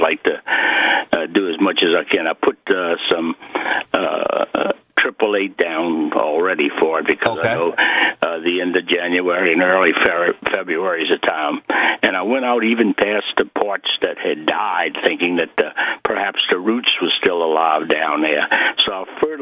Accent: Metairie, Louisiana, United States; I'm from Louisiana down almost to the coast. It's called Metairie, Louisiana, outside of New Orleans

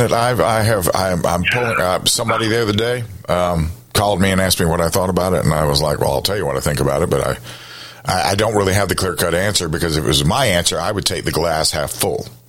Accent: Columbia, South Carolina, United States; I grew up in Columbia

